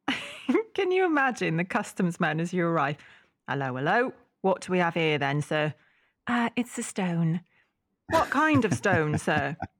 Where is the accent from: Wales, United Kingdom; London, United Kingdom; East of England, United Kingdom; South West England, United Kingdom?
Wales, United Kingdom; Welsh; as a Welsh lass